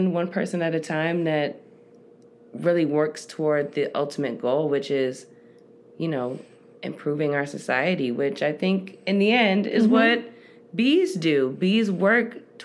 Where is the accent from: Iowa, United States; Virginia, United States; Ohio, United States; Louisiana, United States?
Ohio, United States; Cleveland; moved away as an adult; also born or lived in Queens, New York City; now in Arizona, United States; I am originally from New York. Cleveland is my home, sweet home, my childhood home